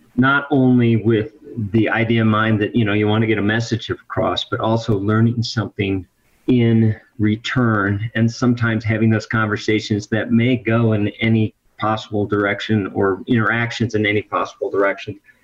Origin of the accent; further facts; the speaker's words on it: Midwest, United States; moved away; the hometown where I grew up in the Midwest